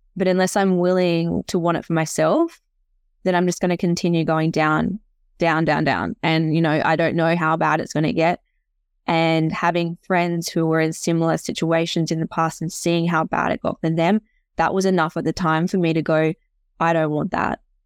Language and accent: English; Tasmania, Australia; also born or lived in Canada; I'm from Tassie originally.